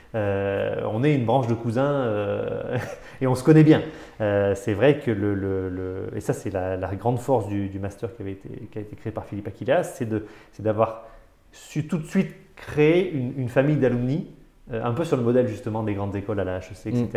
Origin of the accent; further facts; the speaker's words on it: Avignon, Provence-Alpes-Côte d'Azur, France; moved away as an adult; also born or lived in Paris; je ne suis pas un Parisien, je viens du Sud, je viens d'Avignon